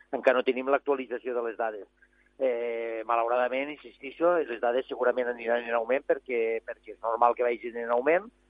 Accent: Arnes, Catalonia, Spain; jo he baixat avui des del meu poble, he baixat des d'Arnes

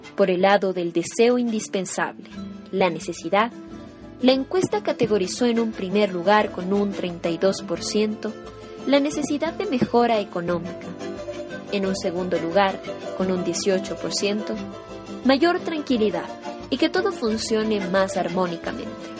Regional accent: Ecuador; consideramos importante como ecuatorianos

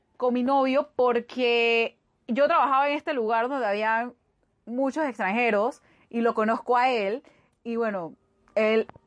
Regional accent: Panama; yo soy de acá de Panamá

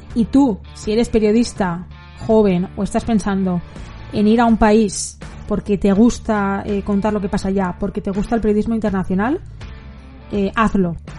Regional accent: Spain; soy periodista española freelance

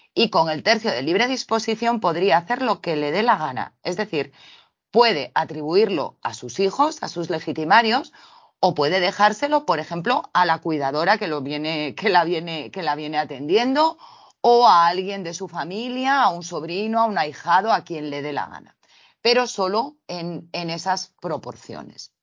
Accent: Spain; dado que vivimos en España, somos españoles

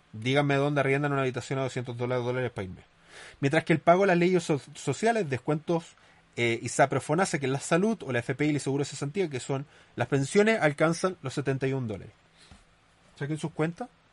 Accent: Chile; somos un buen país con respecto a Latinoamérica

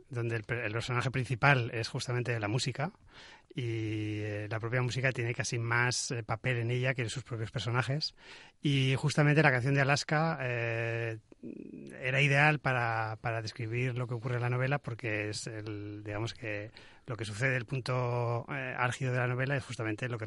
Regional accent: Zaragoza, Aragon, Spain; moved away as an adult; now in Castellón, Spain; yo soy de Zaragoza.

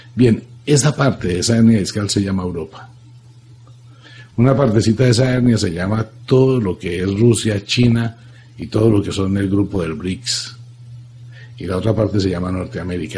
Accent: Colombia; soy colombiano, amo a mi tierra, amo a Colombia.

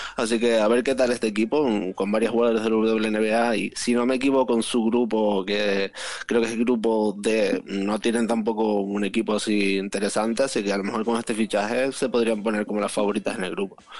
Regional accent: Canary Islands, Spain; soy canario

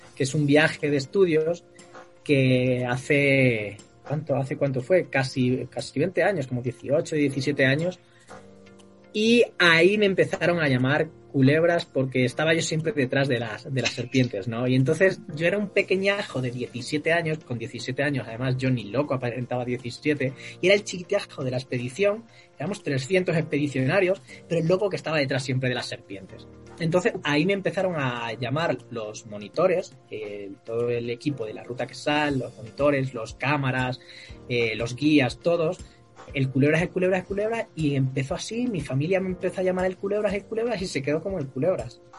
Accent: Cáceres, Extremadura, Spain; also born or lived in Santiago de Alcántara; Del oeste, es una ciudad que se llama Cáceres

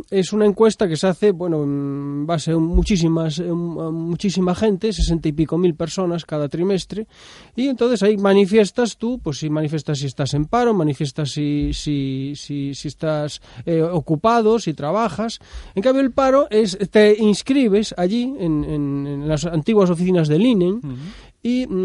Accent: Galicia, Spain; emigramos, por ejemplo, los gallegos de Galicia hacia, hacia Madrid

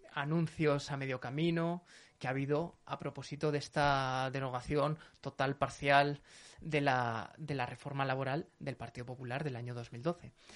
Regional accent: Zaragoza, Aragon, Spain; soy de Zaragoza

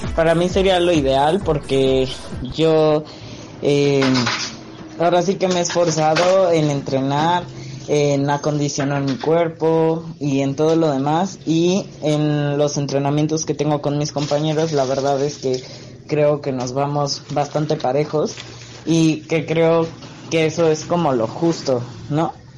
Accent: Mexico City, Mexico; tengo 19 años y soy de la Ciudad de México.

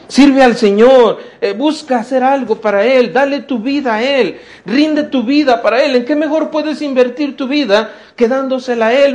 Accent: Mexico; todos somos mexicanos, qué bueno, ¿verdad? Mira, somos ciudadanos mexicanos

